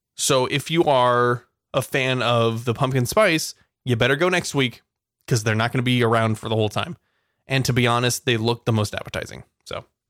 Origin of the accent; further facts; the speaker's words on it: California, United States; We're, we're from California